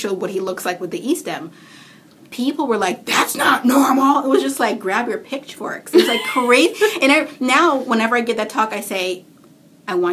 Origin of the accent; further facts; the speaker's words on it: Canada; I'm Canadian